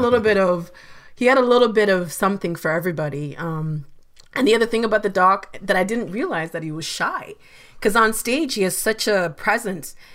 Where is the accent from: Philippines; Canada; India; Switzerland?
Canada; London, Ontario; also born or lived in Uganda / Kenya; I'm from Uganda and Kenya, but we grew up together in London, Ontario